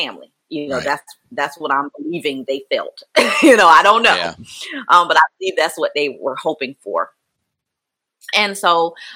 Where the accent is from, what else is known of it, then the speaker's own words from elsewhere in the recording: Mullins, South Carolina, United States; I was raised in Mullen, South Carolina. It's a small little town in here in South Carolina